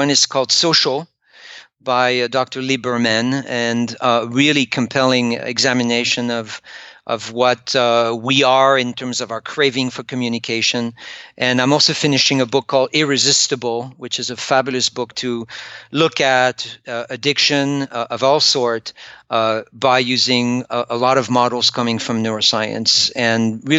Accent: France; English is a second language; I'm French.

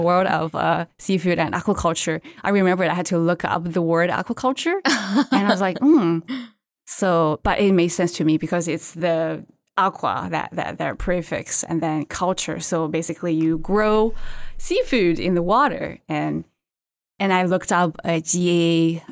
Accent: China; English is a second language; moved away; also born or lived in Qingdao, China; I grew up in China and I went to college in a coastal city called Qingdao in China

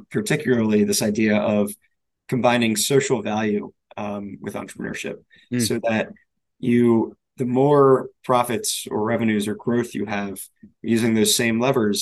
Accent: Pikesville, Maryland, United States; I grew up in Baltimore, just outside of Baltimore in a suburb called Pikesville

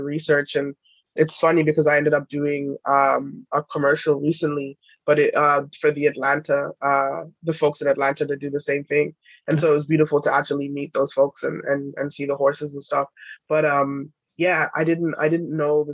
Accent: England, United Kingdom; being British, like growing up in England

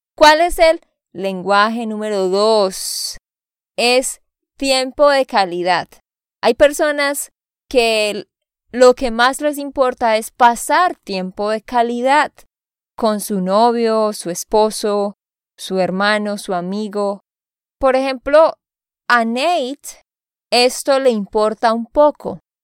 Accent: Santander, Colombia; de Santander, Colombia.

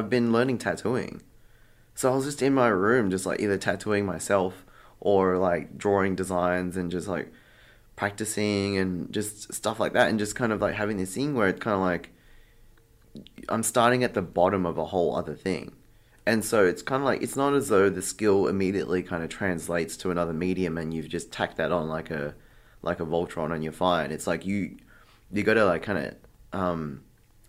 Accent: Sydney, New South Wales, Australia; also born or lived in Bangkok; I'm from Sydney. I moved to Bangkok in 2019

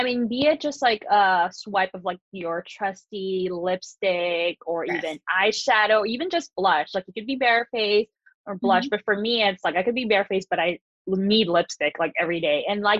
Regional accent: Philippines; I grew up in the Philippines. It's a tropical island.

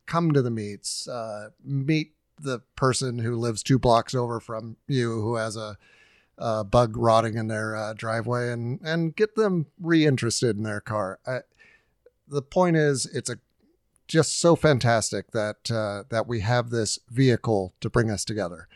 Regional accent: Huntington Beach, California, United States; moved away; I grew up in Huntington Beach

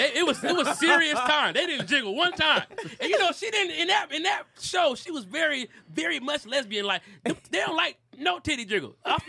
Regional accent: Detroit, Michigan, United States; I'm from the Motor City.

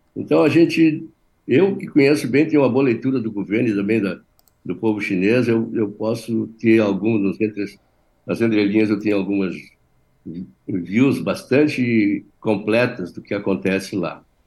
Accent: Brazil; eu sou brasileiro

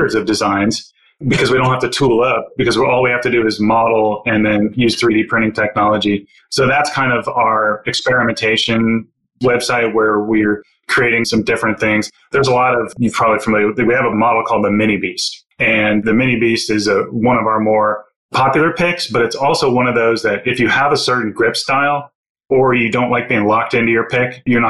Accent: Florida, United States; moved away; also born or lived in Washington, D.C.; I come from Florida, and so I know about swamps, and I know about alligators

